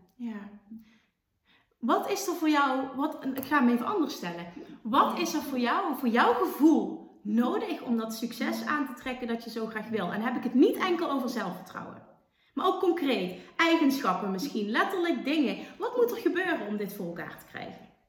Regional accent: Limburg, Netherlands; accent: Limburgs; ik heb een Limburgs accent

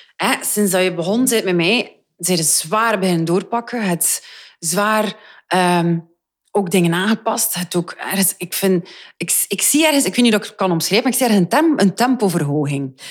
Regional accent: Flanders, Belgium

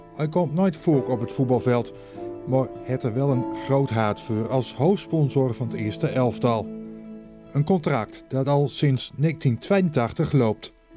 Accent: Finsterwolde, Groningen, Netherlands; also born or lived in Oostwold; ik ben geboren in Vinnewold. Nooit in het dorp, maar de boeten.

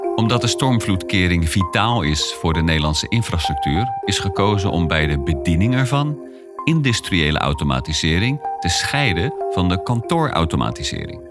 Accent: Maassluis, South Holland, Netherlands; Ik ben opgegroeid in Maasluis en ben vaak langs de Maaslandkering gefietst

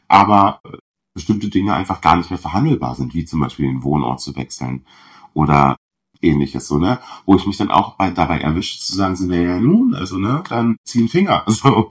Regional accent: southern Brandenburg, Germany; ich komme aus Südbrandenburg, wo sich halt wirklich alle in meiner Klasse

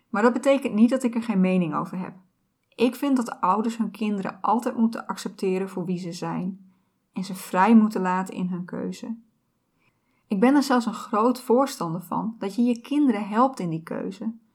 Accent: Friesland, Netherlands; moved away as an adult; also born or lived in Groningen; ik ben opgegroeid in Friesland

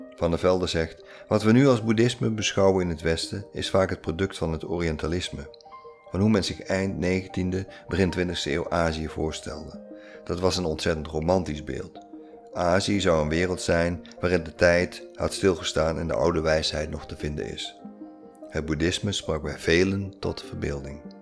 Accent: Netherlands; wij Nederlanders

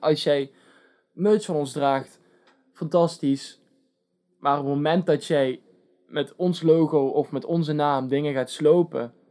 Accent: Netherlands; from the Netherlands.

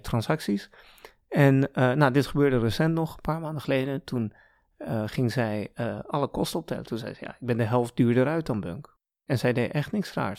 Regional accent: Gouda, South Holland, Netherlands; also born or lived in Canada / Iran; En toen ik een jaar of zeven was, ben ik weer, of zijn we weer naar Nederland gekomen. Naar the lovely city of Gouda

